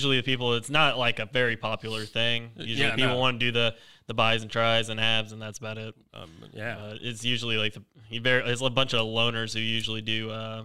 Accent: Greenville, South Carolina, United States; also born or lived in Travelers Rest; I grew up right outside Cherrydale, over in Greenville.

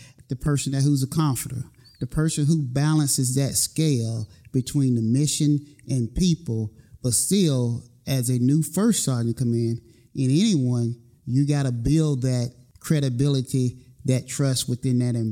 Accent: North Carolina, United States; accent: slow southern drawl; I'm originally from North Carolina, so, you know, I got that slow southern draw

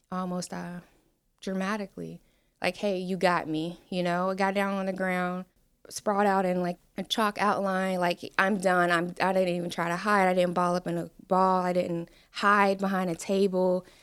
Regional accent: Cincinnati, Ohio, United States; moved away as an adult; now in Falls Church, Virginia, United States; I am from Cincinnati, Ohio. I grew up in some of the not so great parts of town

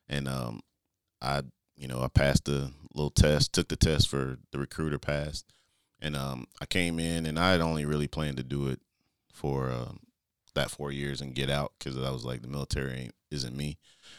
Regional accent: Stone Mountain, Georgia, United States; I guess I'll start with where I grew up in Stone Mountain, Georgia. It's what we call the east side of Atlanta. So it's like 20 minutes outside of Atlanta. But I grew up there.

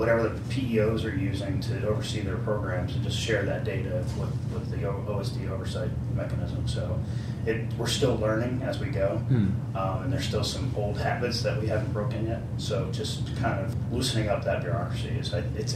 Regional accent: Delaware, United States; moved away as an adult; I'm from Delaware

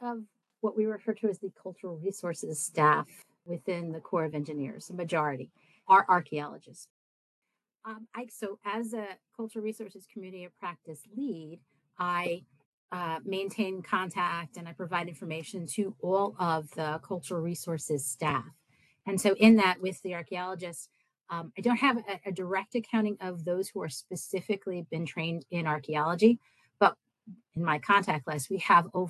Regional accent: New Jersey, United States; I grew up in New Jersey

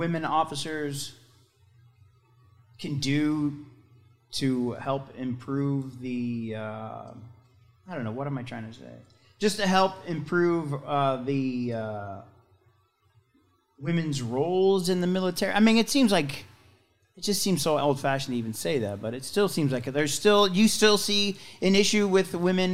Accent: St. Louis, Missouri, United States; I'm from St. Louis, but we moved back

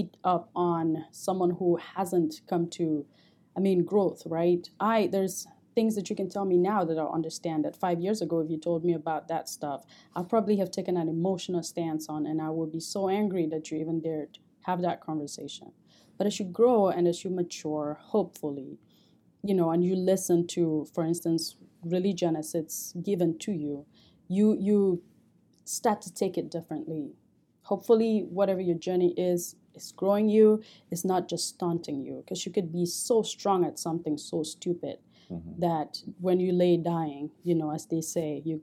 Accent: Cameroon; moved away as an adult; now in United States; I grew up in Cameroon

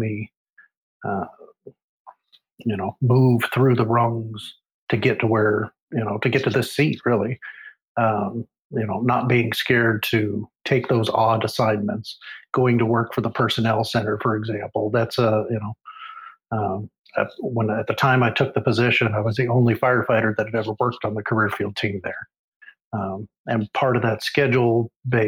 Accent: Alaska, United States; moved away as an adult; also born or lived in Oregon / Seymour Johnson AFB, North Carolina / Misawa, Japan / Lakenheath, England; I was born in Oregon, raised in Alaska

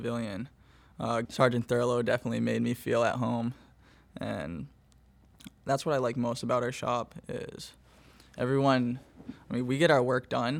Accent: Gorham, Maine, United States; I'm from Gorham, Maine, born and raised

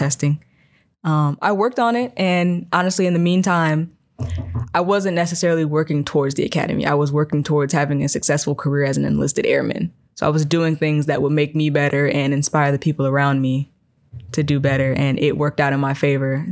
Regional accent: Chicagoland area, South Suburbs, Illinois, United States; moved away; I'm from the Chicagoland area, South Suburbs.

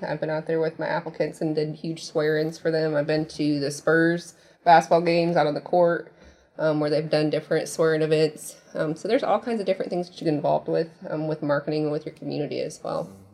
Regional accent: Indiana, United States; moved away; I'm originally from Indiana.

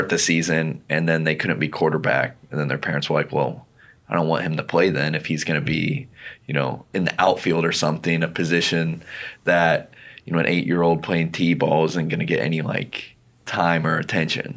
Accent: Albany, Oregon, United States; I'm from Albany, Oregon, and I played sports a lot as a kid.

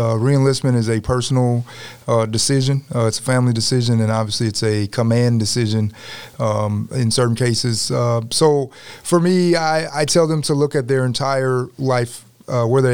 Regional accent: Chicago, Illinois, United States; moved away; I'm from the Chicago area

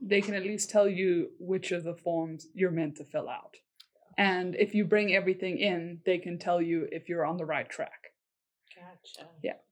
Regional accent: South Africa; moved away as an adult; also born or lived in Korea; now in United States; I'm from South Africa

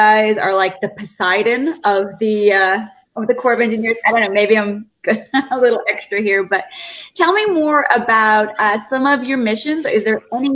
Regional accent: Philadelphia, Pennsylvania, United States; moved away; I'm originally from Pennsylvania, Philly area

